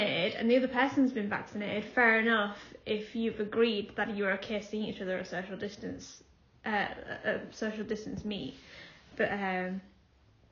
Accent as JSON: {"language": "English", "town": "Hull", "region": "Yorkshire and the Humber", "country": "United Kingdom", "also_born_or_lived": "Willoughby / Sheffield", "said": "even though I'm from Hull, I live in Willoughby, which is a little sort of a little village"}